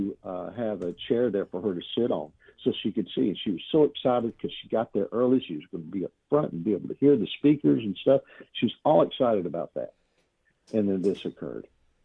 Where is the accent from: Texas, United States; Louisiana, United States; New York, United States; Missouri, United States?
Texas, United States; I'm from Texas.